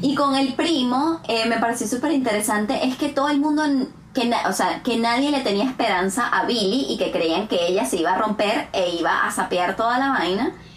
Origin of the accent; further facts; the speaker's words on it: Venezuela; moved away as an adult; now in Canada; todas las veces que he ido a Venezuela en los cuatro cortos años que llevo en Canadá